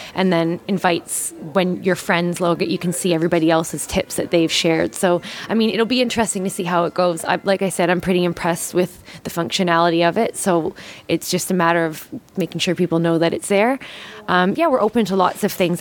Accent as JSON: {"language": "English", "region": "Newfoundland and Labrador", "country": "Canada", "tie": "born or raised there", "also_born_or_lived": "Toronto / Heidelberg, Germany / London, England", "moved": "as an adult", "lives_now": "Melbourne, Australia", "said": "I'm actually from uh, the east coast of Canada. I was born in Toronto and grew up um, in Newfoundland and went to high school in Toronto"}